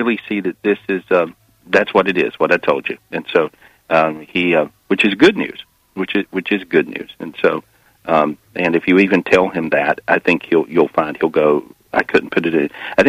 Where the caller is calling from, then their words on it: Florida, United States; I'm in Florida today.